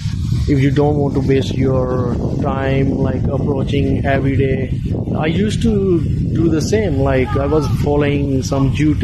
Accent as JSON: {"language": "English", "country": "India", "moved": "yes", "lives_now": "Australia", "said": "I am from India"}